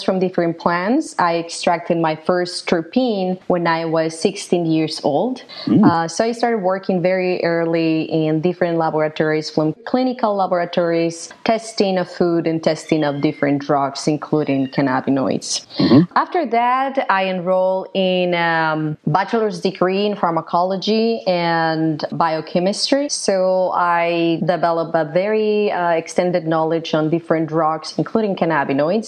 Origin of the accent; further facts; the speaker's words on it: Guadalajara, Jalisco, Mexico; moved away; I'm originally from Mexico, from Guadalajara, Mexico